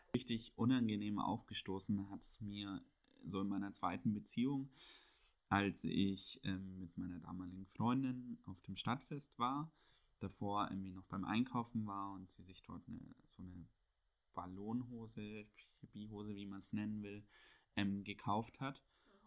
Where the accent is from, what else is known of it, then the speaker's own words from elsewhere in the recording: Bavaria, Germany; moved away as an adult; also born or lived in Munich; now in Berlin, Germany; Ich bin ja in Bayern auch groß geworden